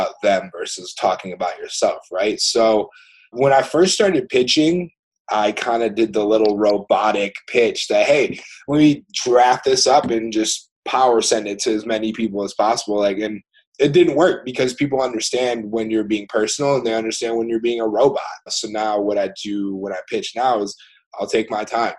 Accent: Rochester, Michigan, United States; also born or lived in Norway; I grew up in Rochester.

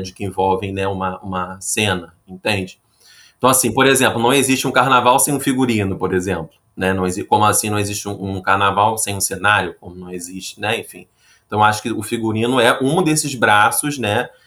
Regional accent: Rio de Janeiro, Brazil; sou carioca e trabalho com figurino

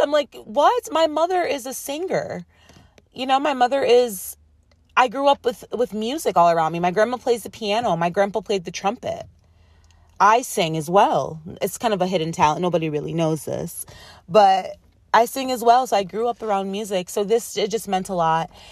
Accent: Rochester, New York, United States; moved away; There's a radio station in my hometown, it's called W D K X

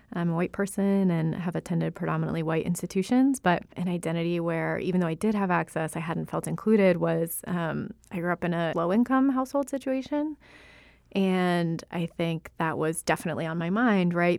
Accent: United States; I was born in the United States

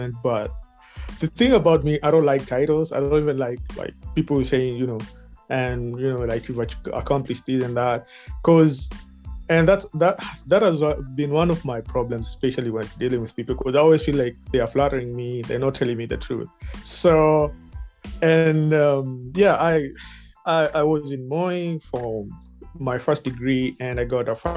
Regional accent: Kenya; accent: Kenyan English; moved away as an adult; now in Missouri, United States; I'm a Kenyan by birth. And yeah, I grew up in Kenya, actually. Then I moved to the U.S. in 2015.

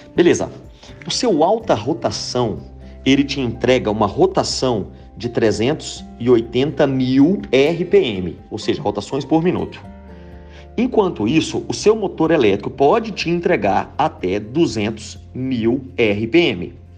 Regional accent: Pitangui, Minas Gerais, Brazil; sou de Pitangui, Minas Gerais

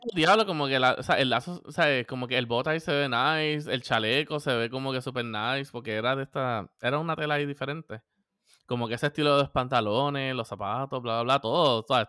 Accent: Puerto Rico; somos boricua

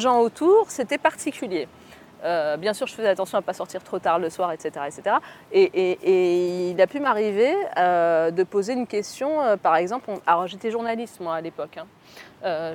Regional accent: Orléans, Centre-Val de Loire, France; also born or lived in Aix-en-Provence / Algiers; Je suis à Orléans, je suis d'Orléans et j'ai fait mes études avec Aix-en-Provence qui est hyper loin

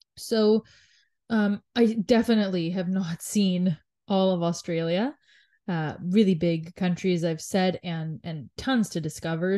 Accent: Canada; being born and raised in Canada

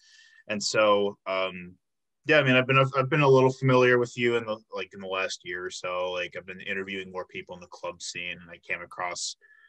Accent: Illinois, United States; moved away as an adult; now in Milwaukee, United States; I came here for college, I'm from Illinois

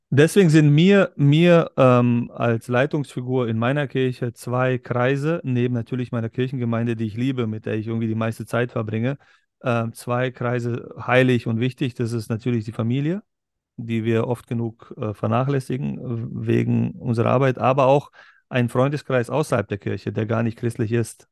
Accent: Berlin, Germany; Wir kommen beide ja aus Berlin, aber aus zwei verschiedenen Welten in Berlin

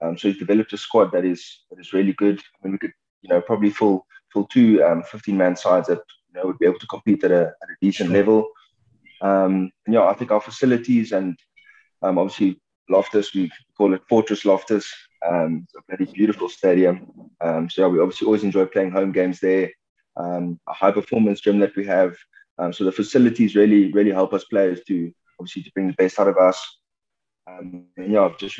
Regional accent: Western Cape, South Africa; moved away as an adult; now in Pretoria, South Africa; was born and bred in the Cape

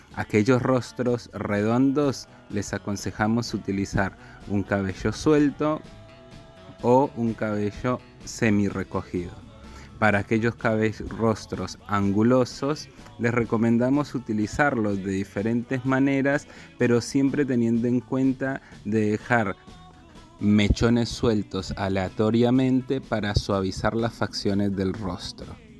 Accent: Colombia; now in Argentina; soy colombiano y estilista profesional

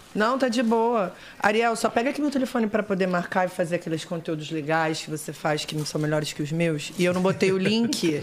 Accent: Rio de Janeiro, Brazil; accent: carioca; Nasci acho que é em Botafogo, que é a zona sul do Rio de Janeiro, mas eu morei a vida inteira na zona, zona norte do Rio, que é Tijuca

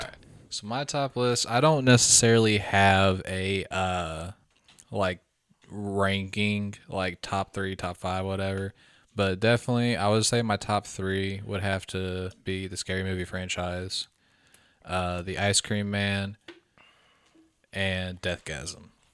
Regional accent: Midwest, United States; We grew up in the Midwest, poor

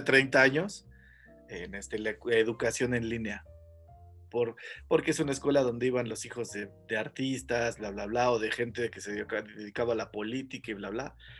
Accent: Mexico; nuestro país que cada vez creo es menos o más tercermundista

